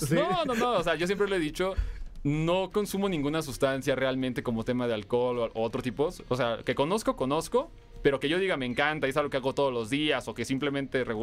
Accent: Durango, Mexico; Yo soy de Durango.

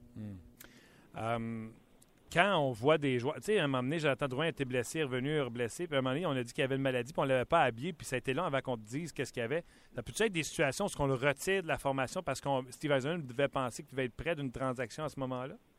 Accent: Laval, Quebec, Canada; à Laval, dans mon coin de pays où, -ce que je suis né. Je suis à Laval des Rapides.

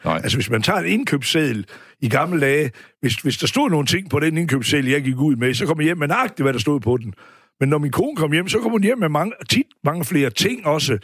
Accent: Aarhus, Central Denmark Region, Denmark; Riskov, ja. hvor vi voksede op her ved Aarhus

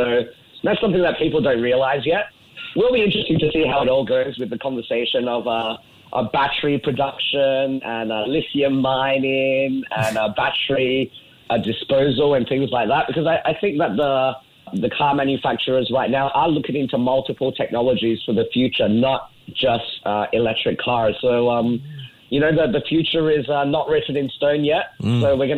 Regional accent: Singapore; But the good thing about being Singaporean is Singapore very often do the thing that makes sense

